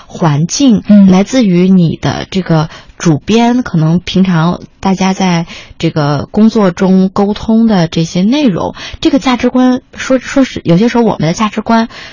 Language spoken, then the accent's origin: Chinese; Beijing, China; 我是一个北京人啊